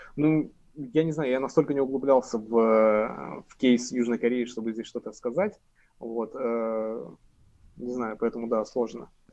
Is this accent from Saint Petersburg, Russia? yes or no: no; Sverdlovsk Oblast, Russia; я из Свердловской области